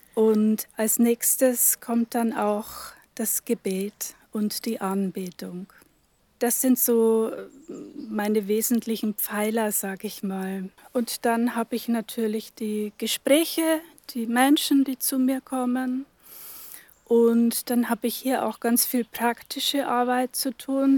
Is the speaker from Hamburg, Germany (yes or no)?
no; Upper Palatinate, Bavaria, Germany; moved away as an adult; also born or lived in Northern Germany; now in Velburg, Germany; Ich bin aus der Oberpfalz, gebürtige Oberpfälzerin, habe da aber nur die ersten 20 Jahre meines Lebens verbracht